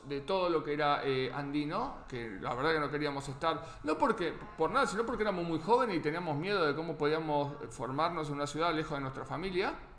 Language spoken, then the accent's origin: Spanish; Argentina; moved away; lo más parecido quizás a lo que tenemos en Argentina